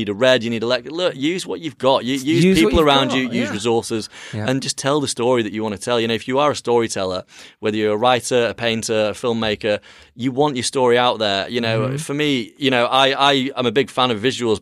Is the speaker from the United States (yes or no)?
no; Yorkshire and the Humber, United Kingdom; I'm a lad from Yorkshire